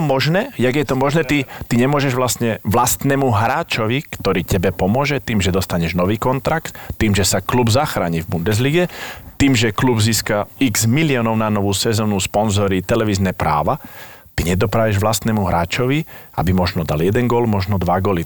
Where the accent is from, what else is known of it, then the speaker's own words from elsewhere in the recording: Slovakia; moved away as an adult; also born or lived in Nuremberg, Germany; som Slovák, dneska to viem